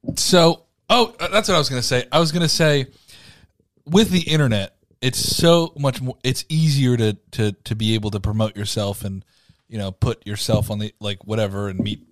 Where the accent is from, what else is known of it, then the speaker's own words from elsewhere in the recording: Ormond Beach, Florida, United States; I was born in Ormond.